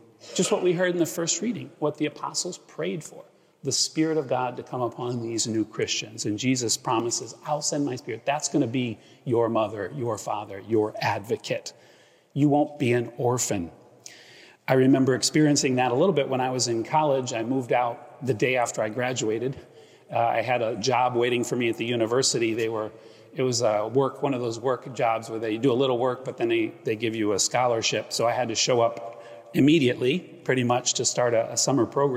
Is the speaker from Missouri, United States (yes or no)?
no; Akron, Ohio, United States; now in Greenwich, United States; I grew up in Ohio and went to St. Vincent, St. Mary's of basketball fame where LeBron went.